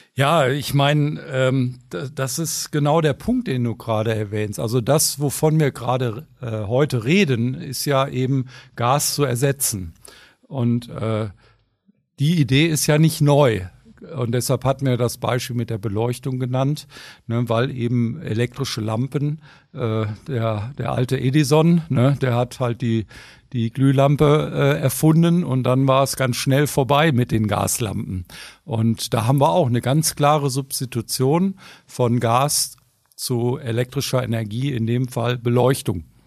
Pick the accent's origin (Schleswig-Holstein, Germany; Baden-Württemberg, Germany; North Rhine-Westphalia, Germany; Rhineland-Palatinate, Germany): North Rhine-Westphalia, Germany; Ruhr area; Ich komme ja aus dem Ruhrgebiet, ne, da wo alle Leute mit schwarzen Gesichtern rumrennen ne, und die Luft schlecht ist